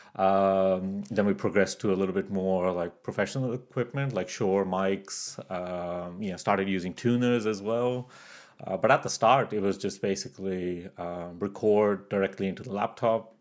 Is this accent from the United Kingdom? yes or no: no; Canada; moved away as an adult; also born or lived in Pakistan; now in Australia; I was born in Pakistan. I grew up in Canada, and now I live in Australia